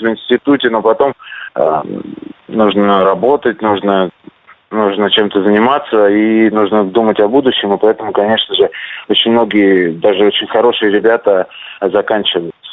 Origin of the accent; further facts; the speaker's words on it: Saint Petersburg, Russia; now in Krasnoyarsk, Russia; в родном городе